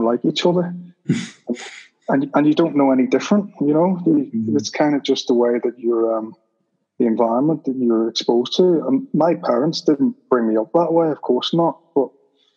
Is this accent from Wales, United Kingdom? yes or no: no; Belfast, Northern Ireland, United Kingdom; I grew up in Belfast